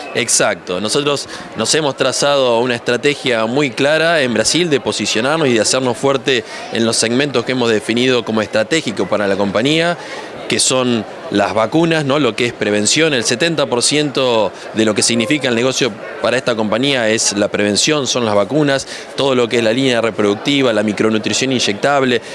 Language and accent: Spanish; Escobar, Buenos Aires Province, Argentina; Soy argentino, nacido en Escobar, una ciudad muy cerca de Garín